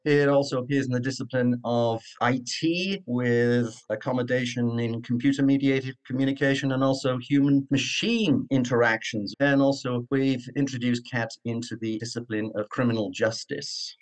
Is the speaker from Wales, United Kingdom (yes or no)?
yes; Cardiff, Wales, United Kingdom; accent: Cardiff; moved away; I was born in Cardiff, Wales, which has its own particular accent